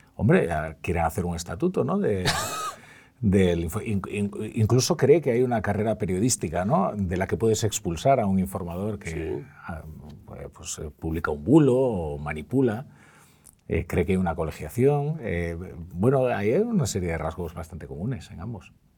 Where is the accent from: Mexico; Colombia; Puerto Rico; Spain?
Spain; Galicia; yo soy un gallego que, que no dice graciñas